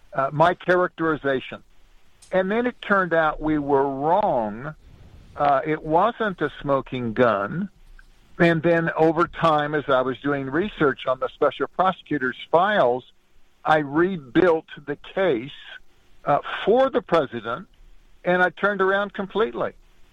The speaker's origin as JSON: {"language": "English", "region": "California", "country": "United States", "tie": "born or raised there", "said": "I grew up in Southern California and went to Whittier College, which is where Dick Nixon went."}